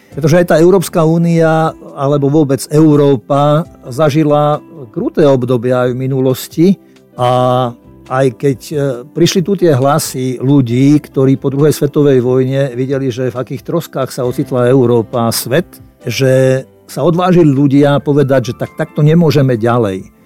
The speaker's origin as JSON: {"language": "Slovak", "country": "Slovakia", "also_born_or_lived": "Czechoslovakia", "said": "ja som narodil v Československu"}